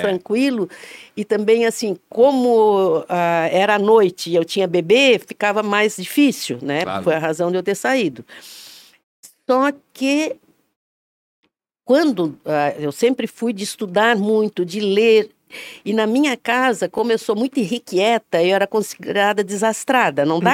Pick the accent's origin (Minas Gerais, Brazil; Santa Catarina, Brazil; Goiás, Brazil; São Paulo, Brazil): Santa Catarina, Brazil; Tubarão; moved away as an adult; also born or lived in Florianópolis / Rio de Janeiro / Porto Alegre; now in Blumenau, Brazil; eu só saí de Tubarão para fazer faculdade